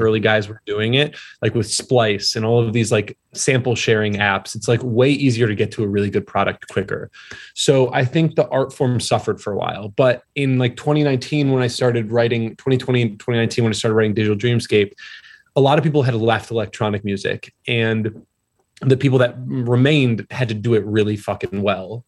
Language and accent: English; a suburb of Detroit, Michigan, United States; moved away; also born or lived in Newport, Rhode Island; I'm from Michigan originally, a suburb of Detroit